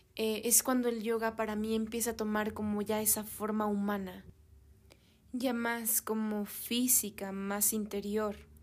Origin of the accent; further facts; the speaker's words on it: Mexico; also born or lived in Europe; yo soy mexicana